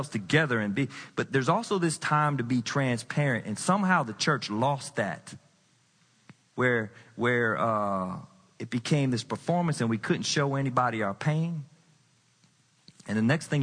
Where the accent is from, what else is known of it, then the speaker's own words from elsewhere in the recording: the South, United States; I grew up in the South. I'm Southern trained